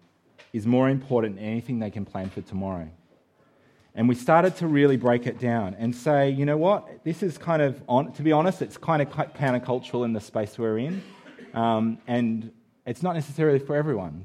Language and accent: English; Australia; moved away; we're Australian